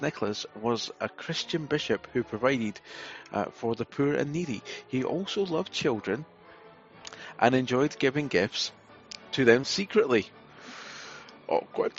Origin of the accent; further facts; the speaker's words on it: Scotland, United Kingdom; I'm Scottish